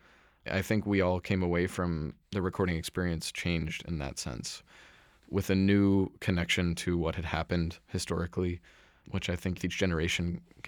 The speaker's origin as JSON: {"language": "English", "town": "Ashland", "region": "Oregon", "country": "United States", "tie": "born or raised there", "also_born_or_lived": "Philadelphia / New York", "moved": "yes", "said": "I'm from Ashland, Oregon"}